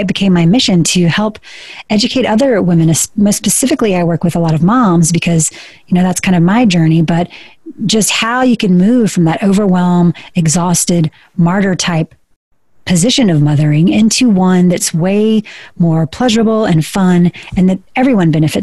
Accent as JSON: {"language": "English", "region": "South Georgia", "country": "United States", "tie": "born or raised there", "said": "I was born in Georgia. I was raised in South Georgia"}